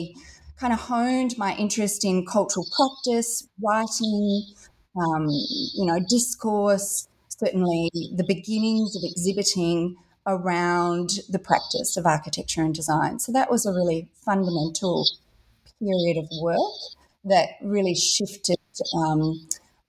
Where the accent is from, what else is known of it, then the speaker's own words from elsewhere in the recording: Perth, Western Australia, Australia; moved away; also born or lived in London; I grew up in Western Australia here in Australia, so in Perth